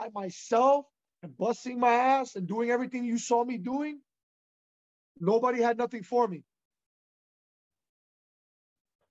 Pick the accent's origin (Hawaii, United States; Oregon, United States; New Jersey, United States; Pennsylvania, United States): New Jersey, United States; Union City; I was raised in Union City, New Jersey, Hudson County, New Jersey.